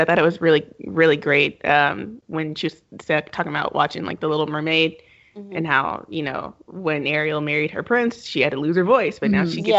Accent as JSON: {"language": "English", "country": "United Kingdom", "lives_now": "Canada", "said": "it is an interesting atmosphere looking at it as a British citizen living in not the U.S., well, U.S., Canada, the Western side"}